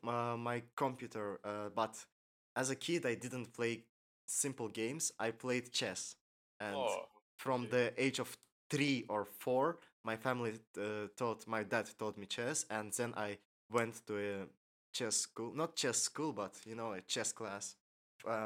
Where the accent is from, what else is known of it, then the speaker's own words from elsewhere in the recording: Baku, Azerbaijan; I was born here in Baku, and I've lived here all my life.